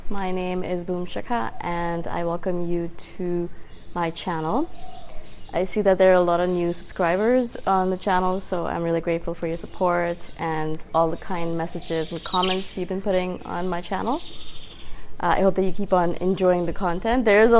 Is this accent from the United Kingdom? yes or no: no; India; born there; also born or lived in Middle East / Dubai; And even though I was born in India, we moved in the Middle East a lot, maybe 5 or 6 different countries. And the last high school that I attended was in Dubai.